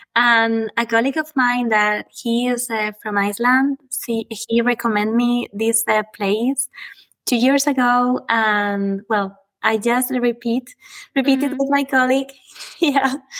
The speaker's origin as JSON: {"language": "English", "area": "Guadalajara", "region": "Castilla-La Mancha", "country": "Spain", "tie": "born or raised there", "said": "I was born in Guadalajara, Spain, and raised in a little village in the middle of a natural reserve."}